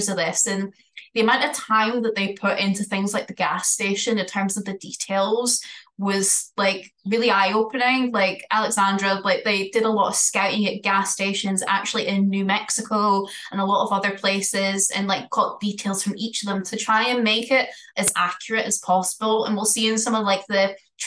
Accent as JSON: {"language": "English", "region": "Scotland", "country": "United Kingdom", "accent": "Scottish", "said": "my Scottish accent"}